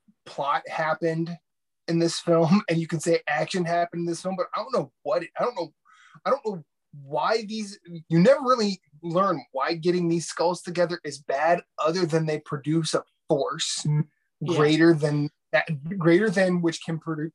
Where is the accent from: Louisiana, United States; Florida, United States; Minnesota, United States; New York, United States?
New York, United States; It begins and ends with an X. I'm from New York.